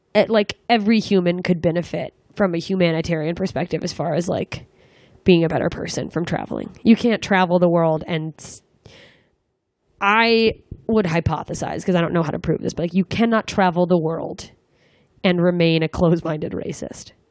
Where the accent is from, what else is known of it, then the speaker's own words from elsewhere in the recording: Anchorage, Alaska, United States; now in Los Angeles, United States; I'm coming back to my hometown, Anchorage, Alaska